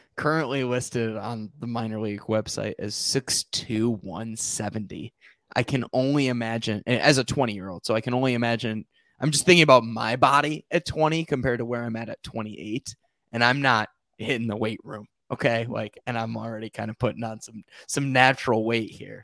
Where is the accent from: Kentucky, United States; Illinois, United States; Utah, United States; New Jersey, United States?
Illinois, United States; Rockford; my hometown of Rockford, Illinois